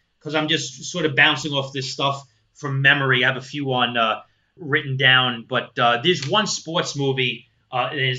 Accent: New York City, New York, United States; when I was a teenager and a young adult growing up in Brooklyn

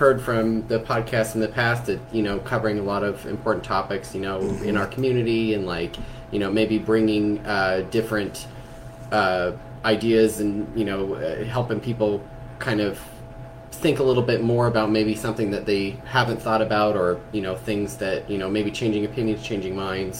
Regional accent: Nevada, United States; also born or lived in Indianapolis, Indiana; now in Bloomington, United States; I am living in Bloomington, Indiana right now. I'm originally from Nevada, moved to Indianapolis when it was in 2012.

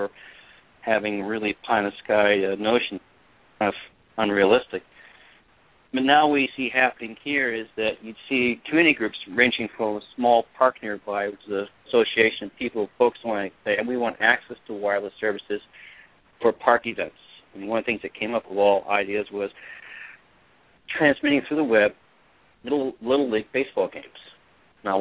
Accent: Midwest, United States; now in New Jersey, United States; I'm calling from New Jersey, and I'm from Midwest originally

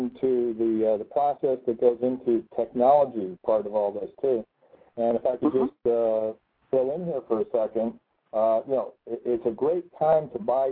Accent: Connecticut, United States; my home state

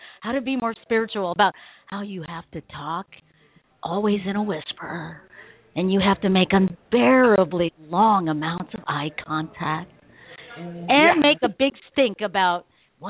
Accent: Philippines; I'm Filipino

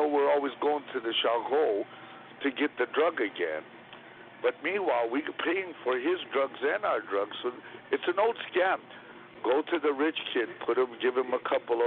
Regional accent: Canada; As a Canadian

